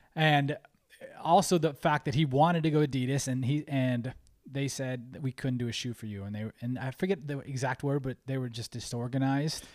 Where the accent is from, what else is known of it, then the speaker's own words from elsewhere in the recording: Cleveland, Ohio, United States; we're from Cleveland